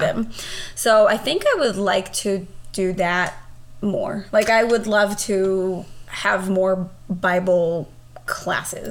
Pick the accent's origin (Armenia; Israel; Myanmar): Israel; now in United States; growing up in Israel, I went to, I guess, what you would call here public school.